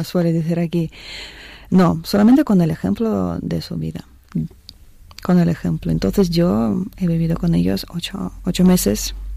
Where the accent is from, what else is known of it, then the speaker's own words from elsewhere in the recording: Siberia, Russia; moved away; soy una chica rusa, como tú ya habías dicho. Nací en el año 86 en Siberia, en un pueblo, en una ciudad pequeña